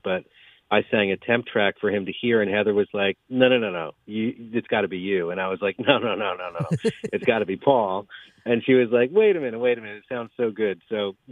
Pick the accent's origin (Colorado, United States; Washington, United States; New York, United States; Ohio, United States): New York, United States; Germantown; I grew up not far from here, mostly in Germantown.